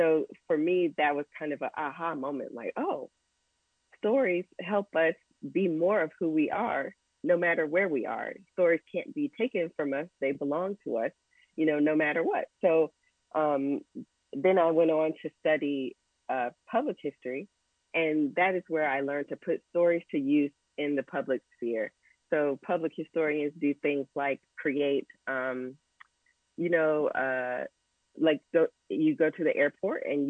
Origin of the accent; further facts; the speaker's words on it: Raleigh, North Carolina, United States; I'm a Southerner too.